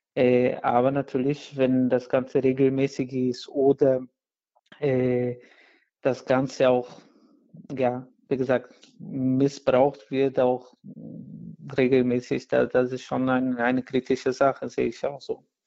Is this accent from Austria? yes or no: no; Brazil; German is a second language; moved away; in Brasilien, wo ich herkomme